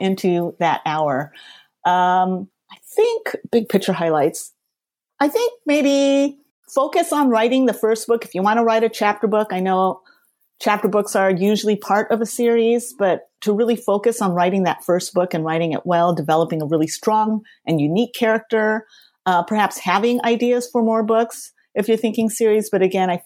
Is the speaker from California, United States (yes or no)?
yes; Los Angeles, California, United States; the one I grew up in West Los Angeles